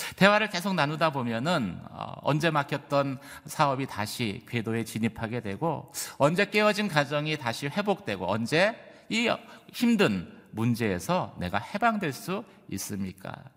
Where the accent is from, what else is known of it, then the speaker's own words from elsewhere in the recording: South Korea; 저희 한국 사람이다 보니까